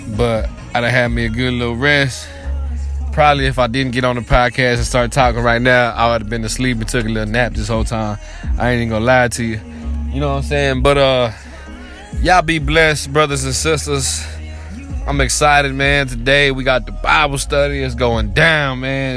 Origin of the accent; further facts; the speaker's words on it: Waco, Texas, United States; I'm from Waco, Texas